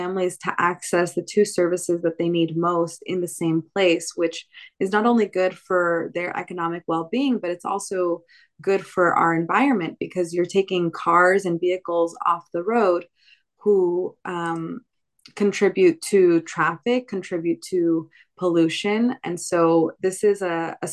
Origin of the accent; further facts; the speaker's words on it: San Jose, California, United States; I was born and raised in San Jose